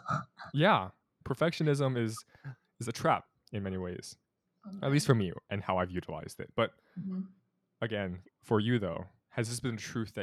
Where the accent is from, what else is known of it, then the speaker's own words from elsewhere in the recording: California, United States; now in Boston, United States; I'm from California